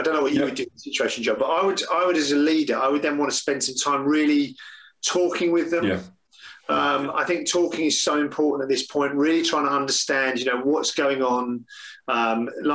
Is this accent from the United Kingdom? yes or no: yes; England, United Kingdom; we're English